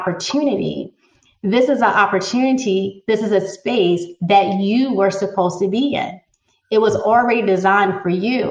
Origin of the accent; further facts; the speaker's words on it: New Jersey, United States; now in North Carolina, United States; growing up in North Jersey, right across Manhattan